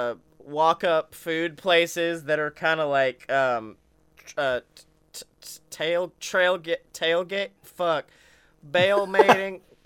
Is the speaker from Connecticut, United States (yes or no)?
no; Alabama, United States; I had to rep my home state. Had to rep the boys here in Bama